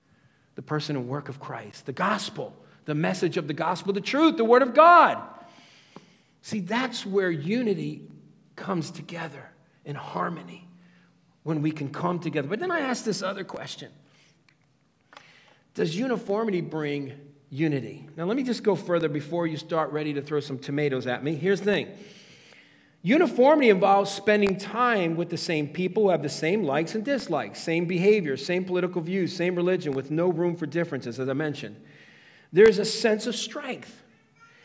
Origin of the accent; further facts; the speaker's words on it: Stamford, Connecticut, United States; I came from Stamford, Connecticut